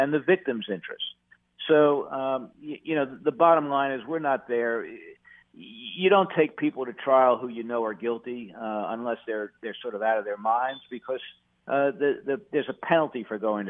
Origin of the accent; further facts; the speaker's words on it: New York, United States; moved away as an adult; now in North Carolina, United States; I was born in New York